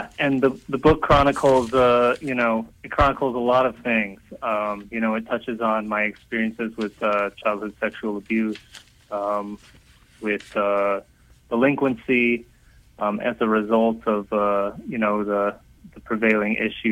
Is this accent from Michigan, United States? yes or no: yes; outside of Detroit, Michigan, United States; I grew up outside of Detroit